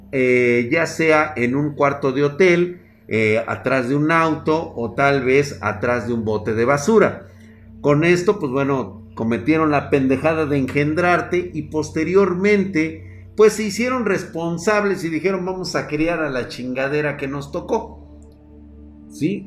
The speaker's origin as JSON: {"language": "Spanish", "country": "Mexico"}